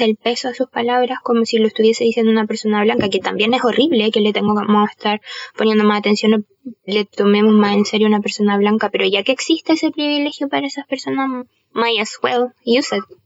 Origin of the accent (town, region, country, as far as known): Chile